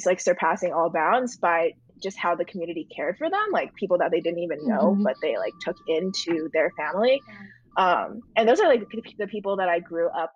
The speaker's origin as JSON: {"language": "English", "region": "New Jersey", "country": "United States", "tie": "born or raised there", "moved": "as an adult", "lives_now": "New York City, United States", "said": "grew up in that house, grew up in like kind of like a farmy town in the suburbs of New Jersey"}